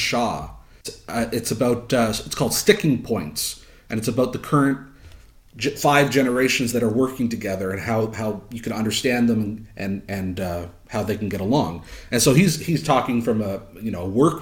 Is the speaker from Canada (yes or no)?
yes; Canada; I'm Canadian